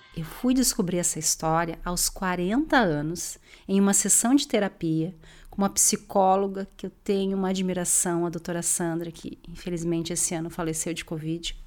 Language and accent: Portuguese; Porto Alegre, Rio Grande do Sul, Brazil; nasci em Porto Alegre, Rio Grande do Sul